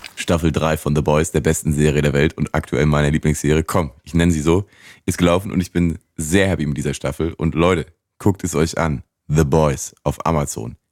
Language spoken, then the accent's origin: German; Germany; wir sind ja aus Deutschland